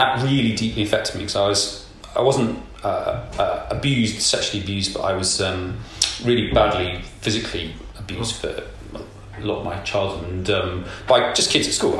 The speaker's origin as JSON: {"language": "English", "area": "South Nottinghamshire", "region": "East Midlands", "country": "United Kingdom"}